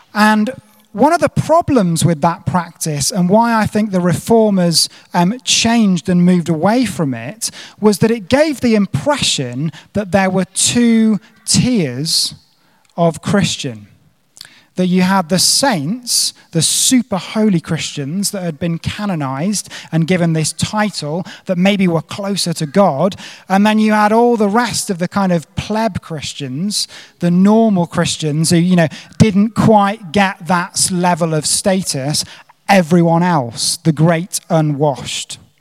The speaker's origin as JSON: {"language": "English", "country": "United Kingdom", "also_born_or_lived": "South Africa", "moved": "as an adult", "said": "I'm a Brit living abroad"}